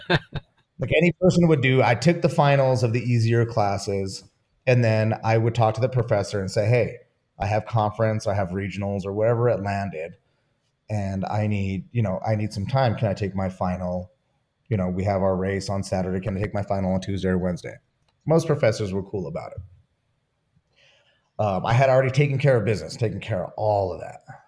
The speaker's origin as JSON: {"language": "English", "town": "Santa Fe", "region": "New Mexico", "country": "United States", "tie": "born or raised there", "also_born_or_lived": "Albuquerque", "said": "I grew up in Santa Fe"}